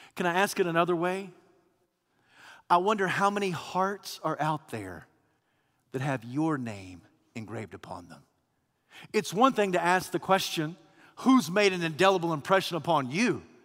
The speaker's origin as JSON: {"language": "English", "region": "Kentucky", "country": "United States", "tie": "born or raised there", "moved": "yes", "lives_now": "Alabama, United States", "said": "I was born and raised in Kentucky, of all places."}